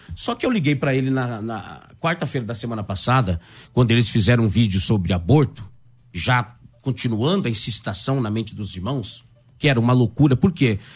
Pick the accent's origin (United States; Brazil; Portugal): Brazil; interior of Paraná; moved away; eu vim do interior do Paraná